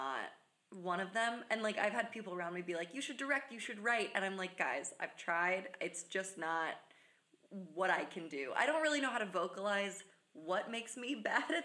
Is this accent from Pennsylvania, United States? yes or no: yes; West Chester, Pennsylvania, United States; moved away as an adult; also born or lived in New Jersey; I was born and raised in Westchester, Pennsylvania.